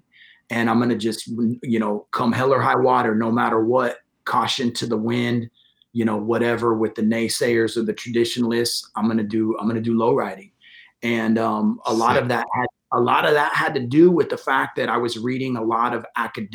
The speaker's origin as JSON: {"language": "English", "town": "Modesto", "region": "California", "country": "United States", "tie": "born or raised there", "also_born_or_lived": "San Francisco, California / Redwood City, California / South San Francisco, California", "moved": "as an adult", "lives_now": "San Mateo, United States", "said": "I was born and raised in Modesto, California. And I've been living in the Bay Area since 1998"}